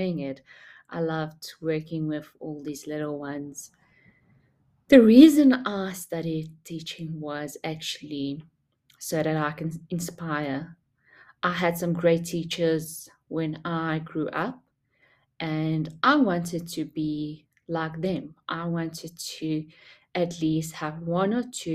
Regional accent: South Africa; also born or lived in Durban; I didn't grow up in Durban. I grew up in Funabel and just moved a few years to Durban.

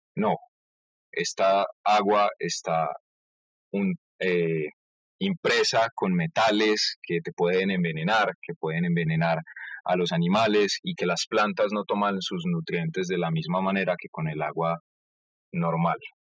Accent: Colombia; cómo somos los colombianos en sí y cómo tratamos a nuestro país

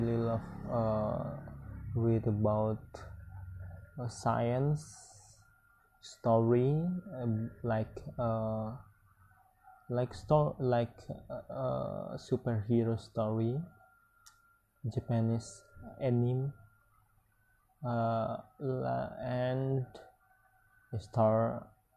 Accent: hometown where Randai is practised, West Sumatra, Indonesia; English is a second language; moved away; I join Randai. Is one of traditional cultural in my hometown

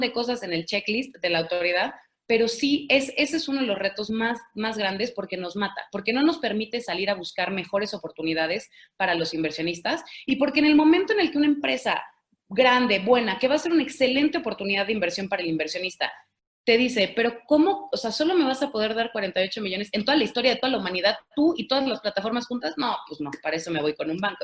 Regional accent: Mexico; Todos los mexicanos

